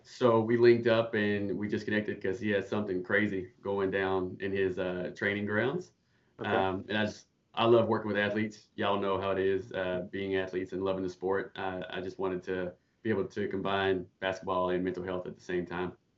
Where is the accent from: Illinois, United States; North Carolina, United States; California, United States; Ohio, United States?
North Carolina, United States; Charlotte; moved away as an adult; now in Canada; I'm from Charlotte, North Carolina, born and raised